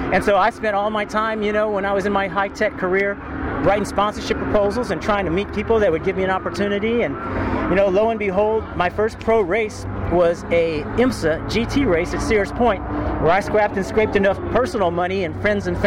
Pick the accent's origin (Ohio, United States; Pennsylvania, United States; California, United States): California, United States; Northern; I was growing up in Northern California